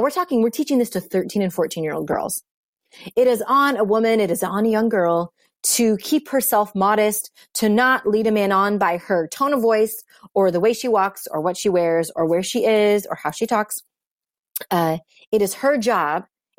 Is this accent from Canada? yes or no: no; India; by my voice, but I'm Indian and I'm an immigrant.